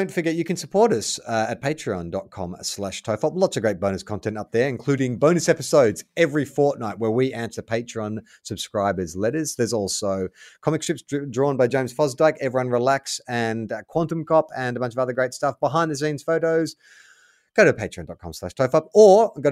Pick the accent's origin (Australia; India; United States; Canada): Australia; Perth, Western Australia; When I was about 10, growing up in Perth, me and my best mate decided we would start a band.